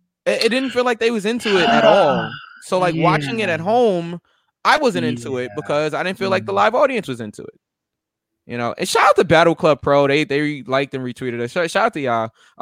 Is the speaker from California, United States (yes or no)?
no; New York City, New York, United States; it's in my hometown.